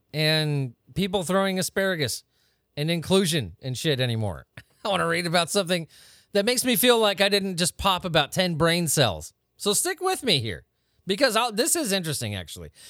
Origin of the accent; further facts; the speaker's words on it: United States; I'm from America